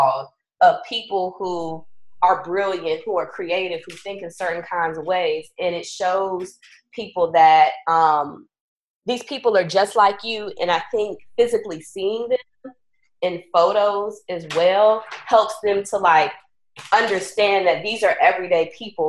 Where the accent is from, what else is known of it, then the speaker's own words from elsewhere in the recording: Southern Maryland, United States; now in Chicago, United States; I'm originally from Southern Maryland. I'm originally a country girl.